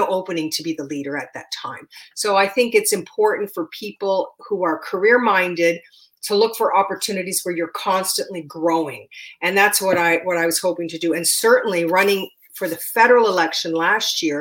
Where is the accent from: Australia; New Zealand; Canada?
Canada; Windsor, Ontario; my hometown. Windsor is at the same latitude as Northern California